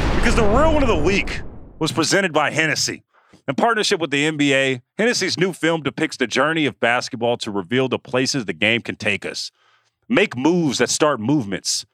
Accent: the Bay Area, California, United States; I'm from the Bay

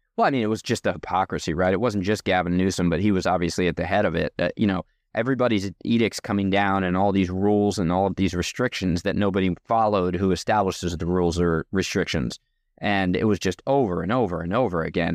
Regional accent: New Jersey, United States; also born or lived in Oregon; now in California, United States; I grew up in New Jersey, so far from a farm

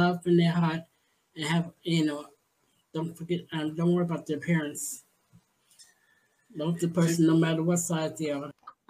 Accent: New York City, New York, United States; also born or lived in Brownsville, Brooklyn; I grew up in the Bronx.

